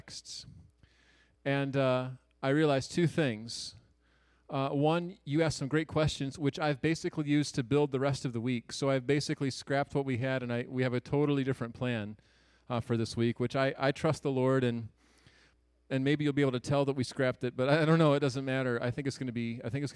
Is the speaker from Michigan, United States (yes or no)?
yes; Garden City, Michigan, United States; moved away as an adult; also born or lived in Spring Arbor, Michigan / Lambertville, Michigan; I grew up on the east side of the state in Metro Detroit in Garden City, Michigan